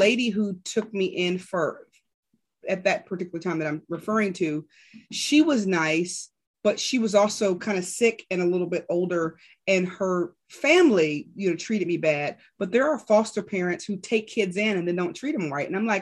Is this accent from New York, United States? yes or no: no; Rahway, New Jersey, United States; I was born in Rahway, but they lived in different cities in New Jersey.